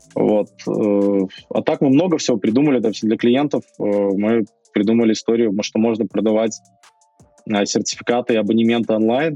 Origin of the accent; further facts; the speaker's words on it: Belarus; мы все белорусы